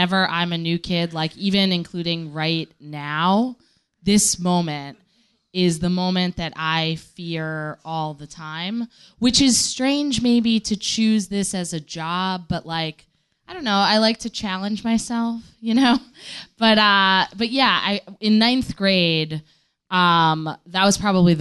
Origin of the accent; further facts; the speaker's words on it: New Jersey, United States; I grew up in New Jersey